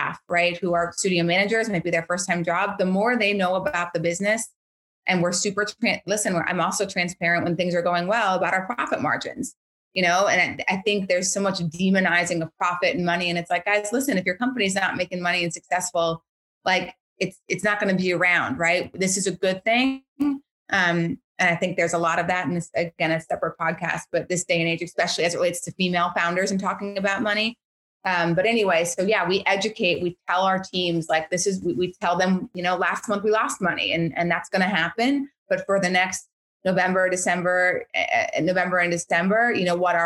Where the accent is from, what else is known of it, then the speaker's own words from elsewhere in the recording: Bismarck, North Dakota, United States; moved away; Bismarck, which is my hometown.